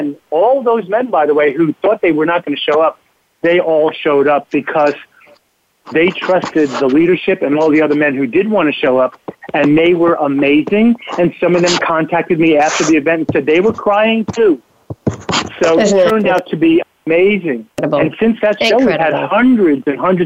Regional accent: New York City, New York, United States; I grew up in New York City in the 50s, and everybody was a mentor

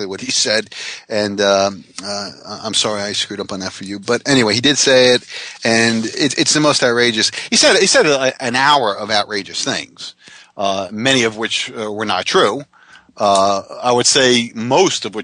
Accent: Jackson Township, United States; my hometown Jackson Township high school newspaper

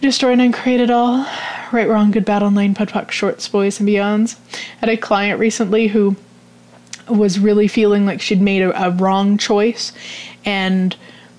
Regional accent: Canada; I'm Canadian

